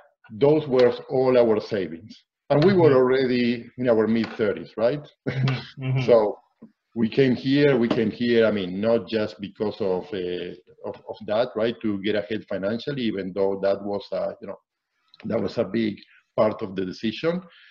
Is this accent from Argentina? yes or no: yes; Argentina; moved away as an adult; now in Canada; I was born and raised in Argentina. So I lived there all my life until my mid-30s, right?